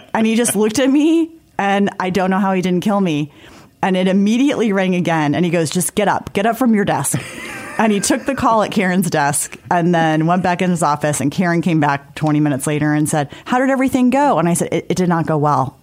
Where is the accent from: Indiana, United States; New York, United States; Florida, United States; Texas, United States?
Indiana, United States; South Bend; also born or lived in Washington, D.C.; now in Indianapolis, United States; I grew up in South Bend, like everybody's good in football